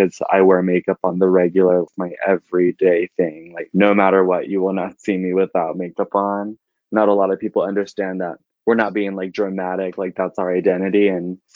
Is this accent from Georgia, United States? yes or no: no; Alpine, Texas, United States; I'm 25 years old and I'm from Alpine, Texas